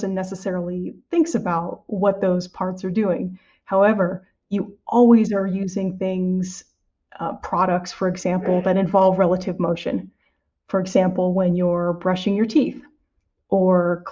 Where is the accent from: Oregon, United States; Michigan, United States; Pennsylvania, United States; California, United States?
California, United States; San Diego; moved away as an adult; also born or lived in Evanston, Illinois / West Lafayette, Indiana; now in Merced, United States; I'm originally from California, from San Diego particularly